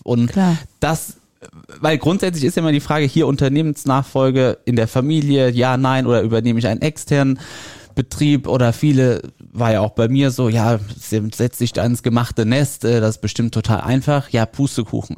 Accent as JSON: {"language": "German", "town": "Niederkassel", "region": "North Rhine-Westphalia", "country": "Germany", "said": "wir kommen aus Niederkassel, das ist in der Nähe von Bonn"}